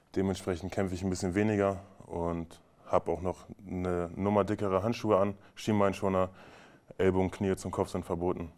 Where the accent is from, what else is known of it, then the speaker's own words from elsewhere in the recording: Braunschweig, Lower Saxony, Germany; moved away as an adult; now in Magdeburg, Germany; ich komme aus Braunschweig, bin gebürtiger Braunschweiger